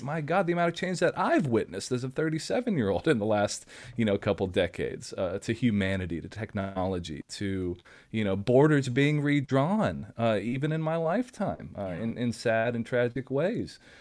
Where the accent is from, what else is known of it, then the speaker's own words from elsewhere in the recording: Nashville, Tennessee, United States; moved away; I grew up in Nashville, Tennessee, so I was around music all the time.